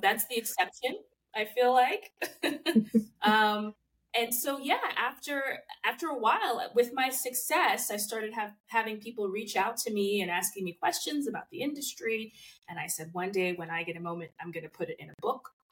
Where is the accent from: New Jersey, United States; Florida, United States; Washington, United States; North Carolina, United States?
New Jersey, United States; moved away as an adult; also born or lived in New York; now in Los Angeles, United States; I'm actually from New Jersey